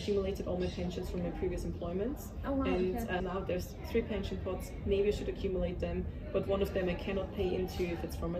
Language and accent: English; Austria; we're both from Austria.